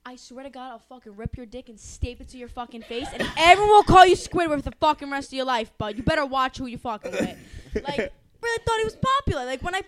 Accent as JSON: {"language": "English", "town": "Massapequa", "region": "New York", "country": "United States", "said": "I'm from Pequa, yeah. I'm from Pequa."}